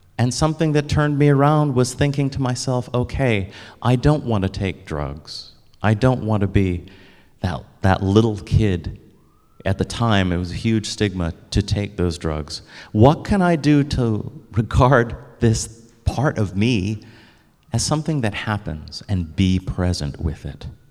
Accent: United States; I'm African American

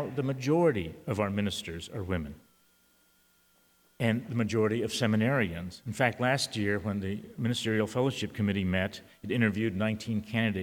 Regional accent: San Antonio, Texas, United States; first language Spanish; English is a second language; I'm a Latino. I was born in San Antonio and spoke Spanish before I spoke English.

